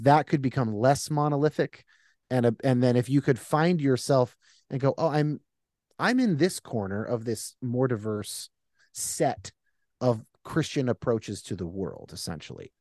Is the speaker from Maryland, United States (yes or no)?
no; California, United States; I'm a Californian